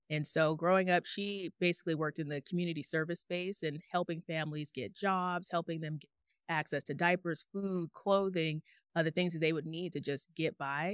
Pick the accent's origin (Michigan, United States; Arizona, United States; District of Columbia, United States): Arizona, United States; Tucson; moved away as an adult; also born or lived in Phoenix, Arizona; I'm born and raised in Tucson, Arizona